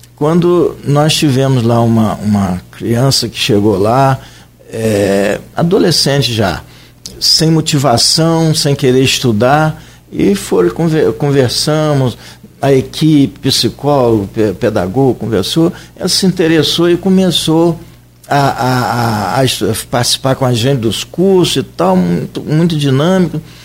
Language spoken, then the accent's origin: Portuguese; Santa Cruz, Brazil; eu sou nascido em Santa Cruz